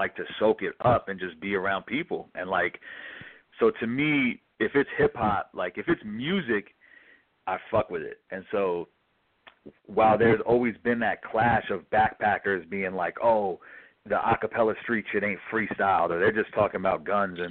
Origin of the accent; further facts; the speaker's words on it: New York City, New York, United States; I'm from the Upper West Side